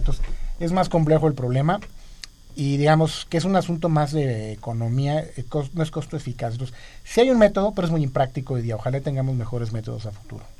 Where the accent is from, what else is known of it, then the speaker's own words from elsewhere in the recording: Mexico; somos más mexicanos, evidentemente